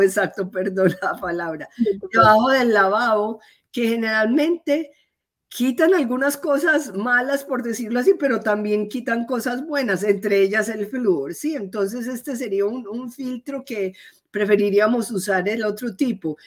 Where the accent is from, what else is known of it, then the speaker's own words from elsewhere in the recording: Medellín, Antioquia, Colombia; moved away as an adult; now in United States; yo soy eh, colombiana, soy de la ciudad de Medellín